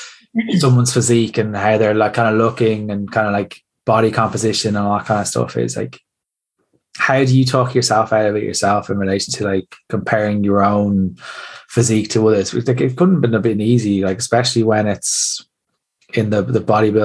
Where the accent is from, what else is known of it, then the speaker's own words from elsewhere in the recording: Ireland; I love being Irish